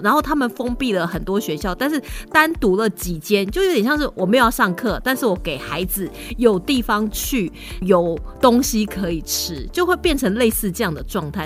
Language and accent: Chinese; Taiwan; 是让我们台湾人会觉得，啊，不会吧？